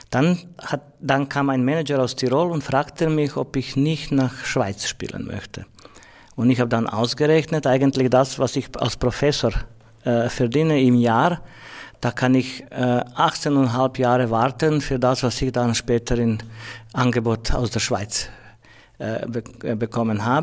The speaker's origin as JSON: {"language": "German", "country": "Croatia", "said": "Also ich komme aus Kroatien und System war ein anderes."}